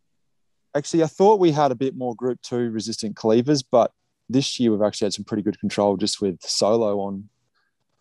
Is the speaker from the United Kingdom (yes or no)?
no; Australia; moved away as an adult; now in Saskatchewan, Canada; knowing what I grew up with in Australia